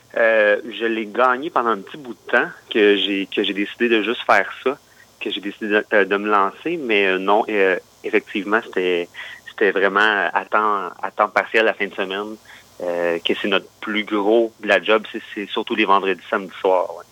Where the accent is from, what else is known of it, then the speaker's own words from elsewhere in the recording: Granby region, Quebec, Canada; now in Quebec City, Canada; je viens de la, région de Granby, en fait, un, petit village comme juste à côté